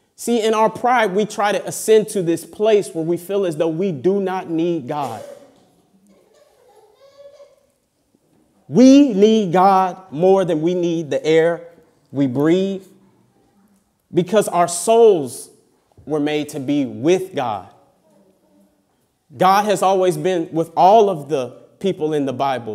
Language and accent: English; United States; moved away; I come from America.